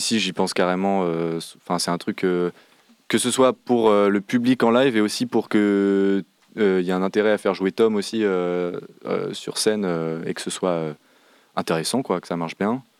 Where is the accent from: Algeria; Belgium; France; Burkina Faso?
France; Saint-Nazaire, Pays de la Loire; also born or lived in Nantes; à Saint-Nazaire, de là d'où je viens